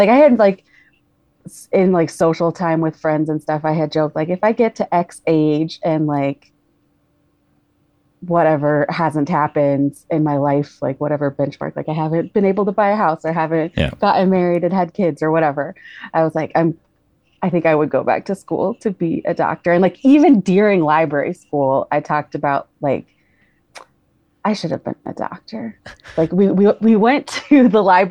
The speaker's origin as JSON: {"language": "English", "region": "Colorado", "country": "United States", "tie": "born or raised there", "said": "moved back to my home state of Colorado"}